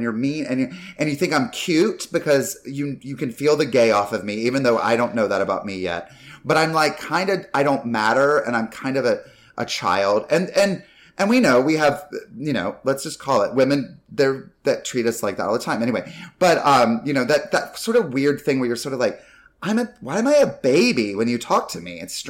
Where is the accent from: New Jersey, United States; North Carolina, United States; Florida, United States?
North Carolina, United States; And like, I grew up mainly in North Carolina, but Carolina is pretty much.